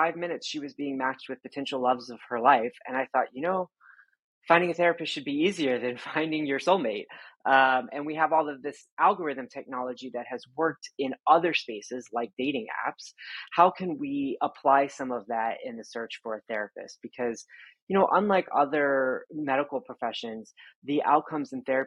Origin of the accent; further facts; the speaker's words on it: Texas, United States; I grew up in Texas